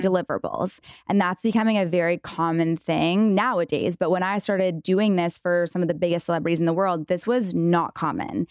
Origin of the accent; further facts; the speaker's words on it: Canada; now in United States; I'm from Canada.